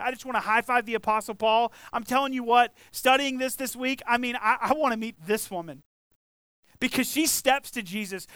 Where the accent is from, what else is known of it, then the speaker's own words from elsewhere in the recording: the South, United States; we grew up in the South, right? I grew up here